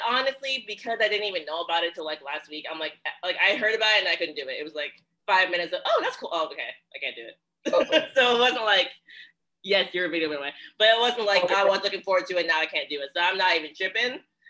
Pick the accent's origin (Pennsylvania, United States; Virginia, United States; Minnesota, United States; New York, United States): Virginia, United States; now in New Jersey, United States; I love New Jersey. I'm from Virginia, born and raised. I was like, man, I should move back.